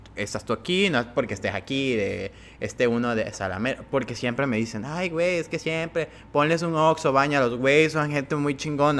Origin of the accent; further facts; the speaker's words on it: Cárdenas, Tabasco, Mexico; moved away; Yo soy de Cárdenas